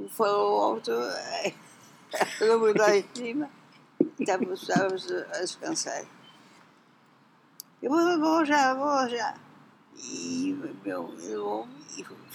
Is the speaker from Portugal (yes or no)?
yes; Barcelos, Norte, Portugal; born or raised there; moved away as an adult; now in Porto, Portugal